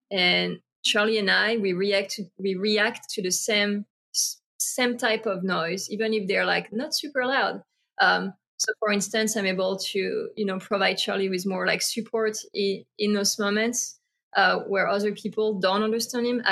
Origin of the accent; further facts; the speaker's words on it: France; moved away; I grew up in France